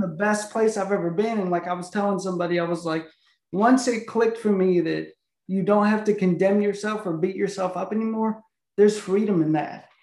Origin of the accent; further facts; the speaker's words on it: an hour north of Chicago, Illinois, United States; moved away; also born or lived in Tennessee / Houston, Texas; I grew up an hour north of Chicago in this oh. small town, and then I moved to Tennessee